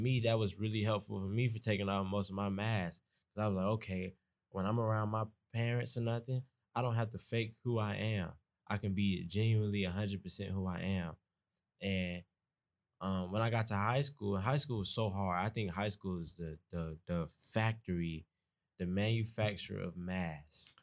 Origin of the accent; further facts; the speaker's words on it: Atlanta, Georgia, United States; moved away as an adult; I'm from East Atlanta, so I already have my own accent